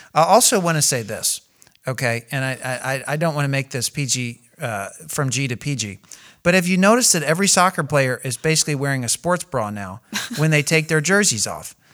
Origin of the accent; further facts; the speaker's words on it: United States; I'm American